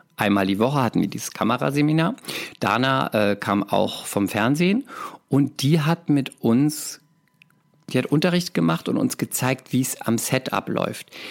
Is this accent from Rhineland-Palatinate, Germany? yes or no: yes; Speyer, Rhineland-Palatinate, Germany; moved away as an adult; also born or lived in Cologne; Ich komme aus der Pfalz, aus Speyer